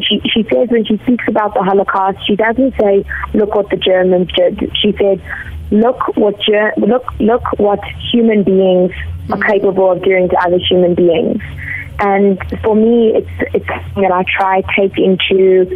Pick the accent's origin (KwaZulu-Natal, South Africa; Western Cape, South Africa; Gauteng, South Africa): Gauteng, South Africa; Johannesburg; growing up, I watched movies every week at the Nouveau Rose Bank